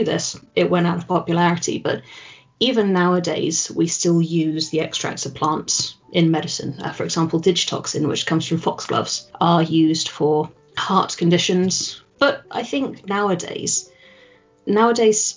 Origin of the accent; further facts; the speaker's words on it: England, United Kingdom; I am English